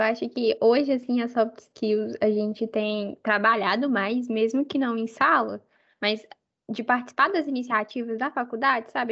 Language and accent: Portuguese; Belo Horizonte, Minas Gerais, Brazil; moved away; also born or lived in Salvador, Brazil; eu morava em Salvador, então, assim, ir para a UFMG para voltar para para a cidade onde eu nasci, para a minha família.